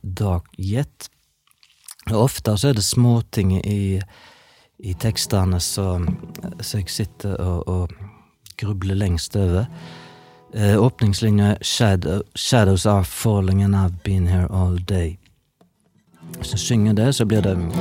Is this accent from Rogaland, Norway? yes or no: yes; Vikebygd, Rogaland, Norway; jeg er fra Vikebygd, i det som tidligere var Ølen kommune i Sunnhordland, altså helt sør i Hordaland